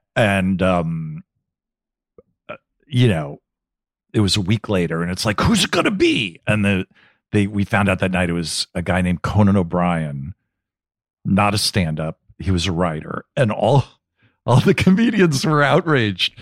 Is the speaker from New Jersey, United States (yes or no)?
yes; New Jersey, United States; moved away; I grew up in New Jersey